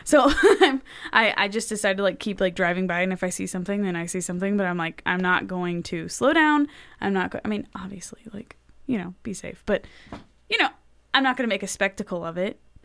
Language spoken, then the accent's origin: English; Los Angeles, California, United States; moved away as an adult; now in Texas, United States; I come from Los Angeles